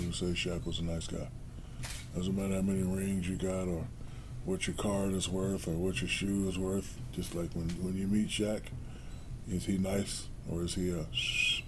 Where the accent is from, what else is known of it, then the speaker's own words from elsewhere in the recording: Newark, New Jersey, United States; I built a great movie theater in my hometown of Newark, New Jersey